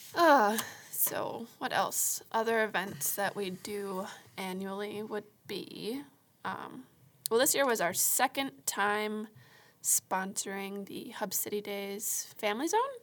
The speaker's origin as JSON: {"language": "English", "town": "Marshfield", "country": "United States", "tie": "born or raised there", "also_born_or_lived": "Florida", "moved": "as an adult", "said": "I was born and raised in Marshfield."}